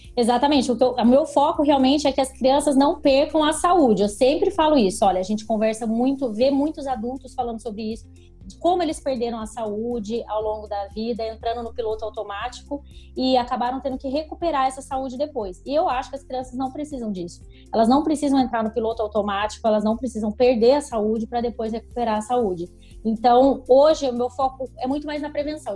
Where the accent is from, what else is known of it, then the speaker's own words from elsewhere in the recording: Taubaté, São Paulo, Brazil; also born or lived in Belo Horizonte; Eu nasci em Belo Horizonte, mas eu fiquei muito pouco tempo lá, já vim para Taubaté, então eu vivi a vida inteira em Taubaté.